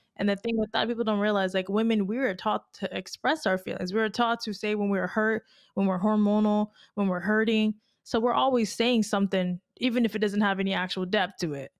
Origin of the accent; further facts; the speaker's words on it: Tampa, Florida, United States; moved away as an adult; now in Miami, United States; I'm from Tampa